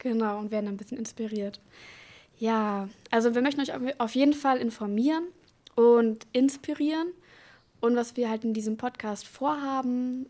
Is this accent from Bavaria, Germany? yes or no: no; Dortmund, North Rhine-Westphalia, Germany; moved away as an adult; wurde in Dortmund geboren und habe da auch mein Abitur gemacht.